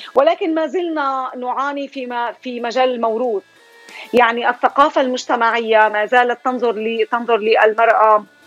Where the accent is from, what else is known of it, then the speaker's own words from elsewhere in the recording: Syria; moved away as an adult; now in Columbus, United States; أنا من سوريا آه، مقيمة في أمريكا في الولايات المتحدة لي هون 23 سنة